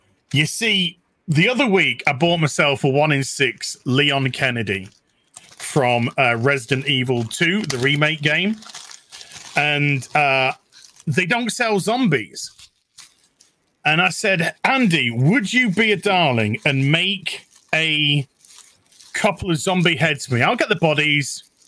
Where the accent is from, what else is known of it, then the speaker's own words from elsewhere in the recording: New Zealand; New Zealander. I'm a New Zealander. Well, apparently I'm a New Zealander.